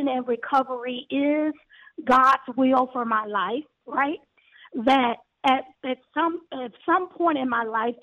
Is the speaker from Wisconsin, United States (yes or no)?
no; Galveston, Texas, United States; moved away as an adult; now in Houston, United States; I'm from Galveston, Texas. I'm from the island